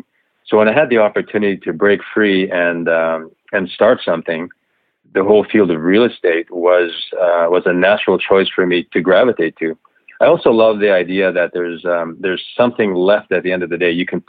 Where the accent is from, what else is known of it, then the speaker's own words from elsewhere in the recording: Japan; also born or lived in Tokyo, Japan; And so I grew up in Japan, going to Japanese school, raised in a small kind of a fishing village on the Japan seaside of Honshu, the main island. And from there, I went to boarding school in Tokyo for high school.